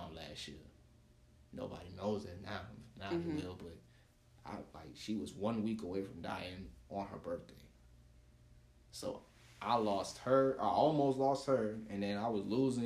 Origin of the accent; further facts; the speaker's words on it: South Florida, United States; I'm from South Florida